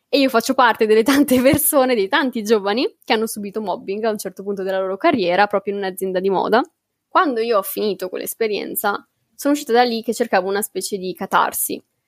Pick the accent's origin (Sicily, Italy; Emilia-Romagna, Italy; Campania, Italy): Emilia-Romagna, Italy; Bologna; Io sono di Bologna